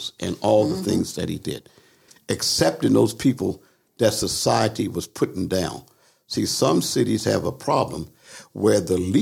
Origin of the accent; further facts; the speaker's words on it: Philadelphia, Pennsylvania, United States; I was raised in Philly